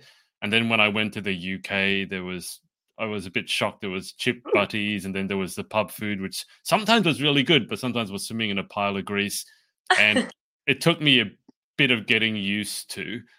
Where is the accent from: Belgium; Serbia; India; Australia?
Australia; I'm from Australia.